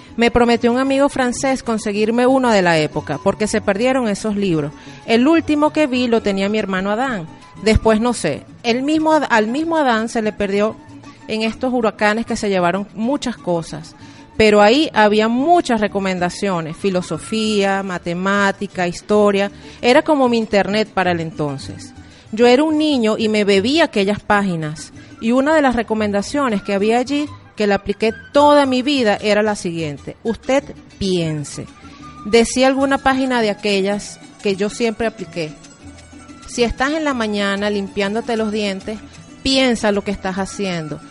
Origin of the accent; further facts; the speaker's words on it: Caracas, Capital District, Venezuela; nosotros somos de Caracas, pues nos criamos en Caracas